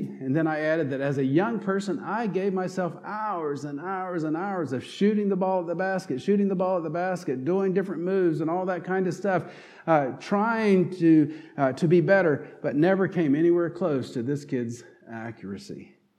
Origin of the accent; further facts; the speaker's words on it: North Carolina, United States; accent: southern twang; moved away; also born or lived in Pittsburgh region; if you listen closely, will detect a southern twang in my voice, and you can know that I'm from North Carolina